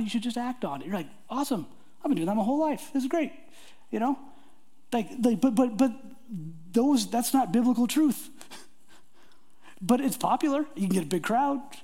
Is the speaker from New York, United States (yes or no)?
no; Portland, Oregon, United States; I grew up in the Portland area